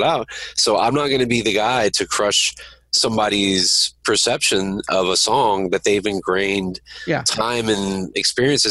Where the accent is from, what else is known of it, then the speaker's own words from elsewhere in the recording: Tucson, Arizona, United States; I grew up in North Tucson.